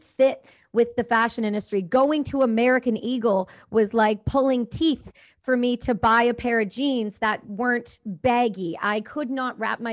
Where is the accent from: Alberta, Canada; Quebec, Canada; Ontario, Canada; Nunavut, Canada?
Ontario, Canada; Campbellford; No, I grew up in Ontario. I'm East Coaster. I'm from a small town called Campbellford near the Trenton Air Base.